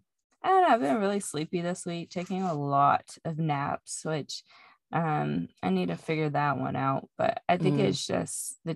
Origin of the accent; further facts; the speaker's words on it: Indiana, United States; accent: country; moved away; every time I move back to Indiana, I feel like my country accent starts to come back.